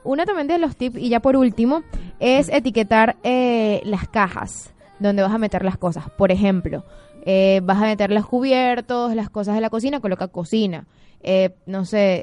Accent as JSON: {"language": "Spanish", "country": "Venezuela", "moved": "yes", "lives_now": "Buenos Aires, Argentina", "said": "somos de Venezuela, de Venezuela, de Venezuela."}